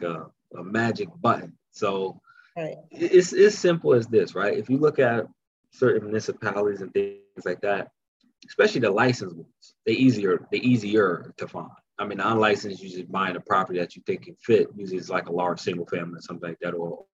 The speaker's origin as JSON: {"language": "English", "town": "Newark", "region": "New Jersey", "country": "United States", "said": "I'm from Newark."}